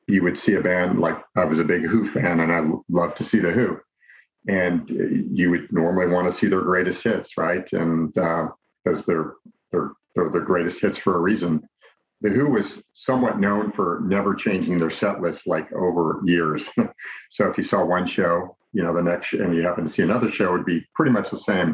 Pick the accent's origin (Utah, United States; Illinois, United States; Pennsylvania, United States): Illinois, United States; Chicago; moved away as an adult; also born or lived in Los Angeles, United States; now in Orange County, United States; I grew up in the Midwest and in the Chicago area